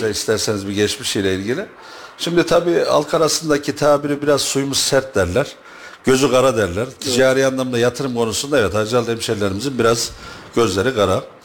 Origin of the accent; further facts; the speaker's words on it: Hacılar, Kayseri Province, Turkey; ben Kayseri Hacı Lisesi'nde dünyaya geldim. Ee, ilkokulu Acılar'da, ortaokul ve liseyi Kayseri'de tamamladım.